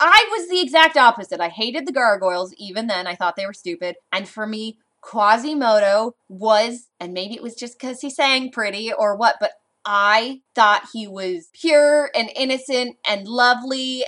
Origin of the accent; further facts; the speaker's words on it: Southern California, United States; growing up in Southern California